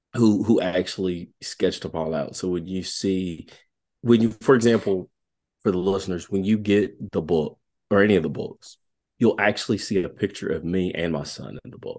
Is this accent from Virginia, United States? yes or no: yes; Southwest Virginia, United States; accent: country; I'm really country. I am from Southwest Virginia.